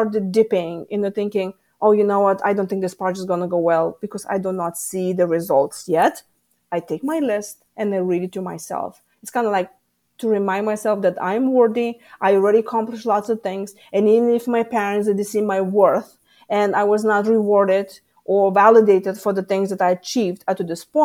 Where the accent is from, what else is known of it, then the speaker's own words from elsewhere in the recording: Lithuania; moved away as an adult; now in United States; I come from Lithuania.